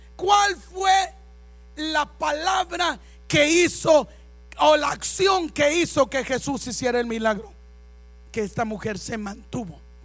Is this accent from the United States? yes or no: no; Mexico